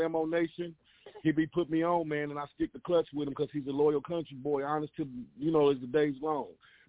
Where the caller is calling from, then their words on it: Wichita, Kansas, United States; I'm calling from Wichita. You know, I go